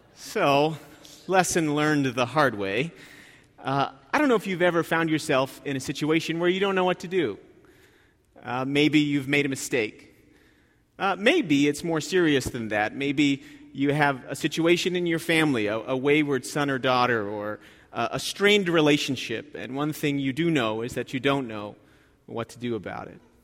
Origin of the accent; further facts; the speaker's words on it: New Jersey, United States; I grew up in New Jersey